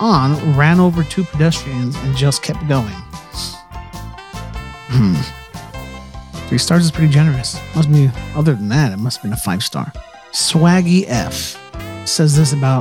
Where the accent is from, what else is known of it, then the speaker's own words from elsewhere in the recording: Northern California, United States; I'm from Northern California